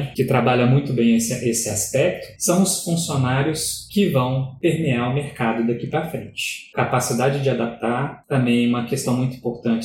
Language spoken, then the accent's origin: Portuguese; Brazil; como brasileiro